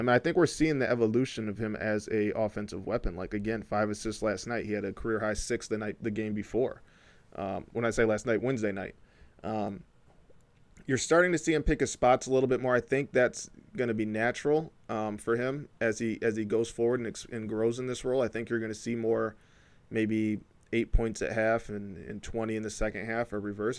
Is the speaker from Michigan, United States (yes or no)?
yes; Flint, Michigan, United States; also born or lived in Ypsilanti; a black guy from Flint